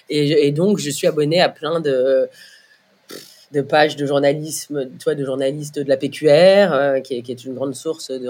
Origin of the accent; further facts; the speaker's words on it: Brittany, France; je suis bretonne